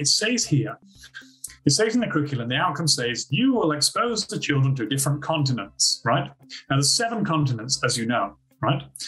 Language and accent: English; United Kingdom; moved away as an adult; now in Australia; I'm actually from Britain